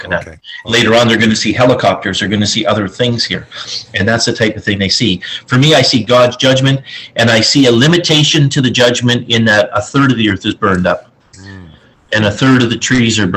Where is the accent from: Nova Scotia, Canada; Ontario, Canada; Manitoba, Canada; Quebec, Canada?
Ontario, Canada; now in British Columbia, Canada; being from Ontario